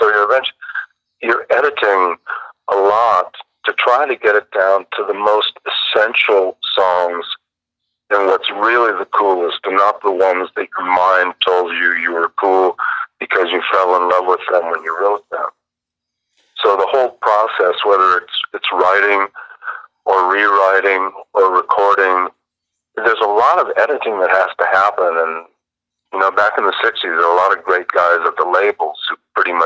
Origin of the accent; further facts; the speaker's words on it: Lake Forest / Orange County, California, United States; That's my old hometown, man.